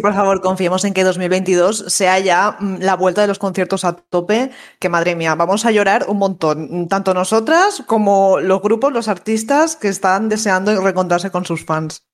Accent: Valencia, Valencian Community, Spain; soy de Valencia

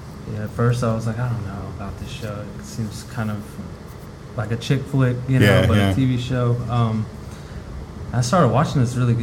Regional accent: Austin, Texas, United States; I'm originally from the Austin area.

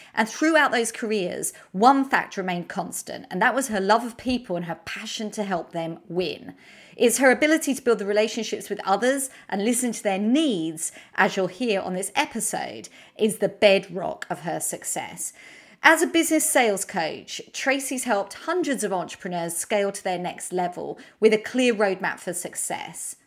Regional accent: United Kingdom; accent: British; my British accent

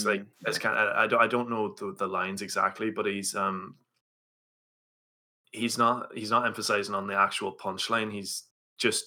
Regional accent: Donegal, Ulster, Ireland; I'm from Donegal

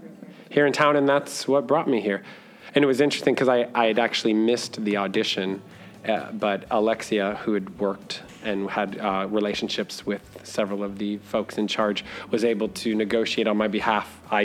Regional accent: Miami, Florida, United States; I was born and raised in Miami, Florida. I've been in Orlando since 2004.

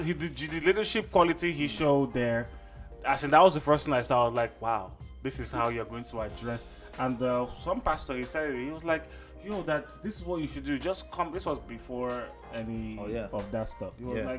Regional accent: Nigeria; as a Nigerian, yeah, man, it ticked me off, man.

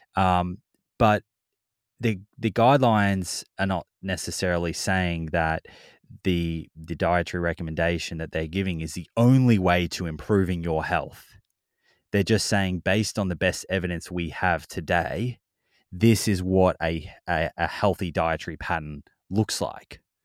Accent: Victoria, Australia; We grew up in Victoria

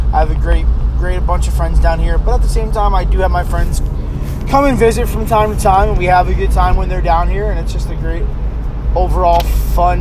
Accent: Middletown, New York, United States; moved away as an adult; now in Huntersville, United States; I am originally from New York, Orange County, New York, Middletown, New York. I lived there for pretty much my whole life until 2.5 years ago when I moved down here

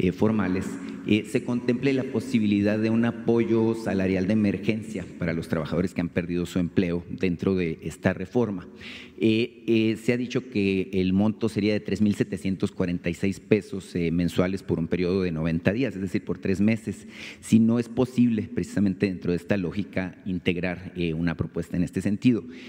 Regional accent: Sonora, Mexico; Vengo de Sonora

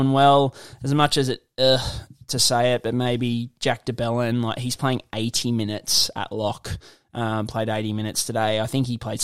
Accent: Gympie, Queensland, Australia; went to school in Gympie

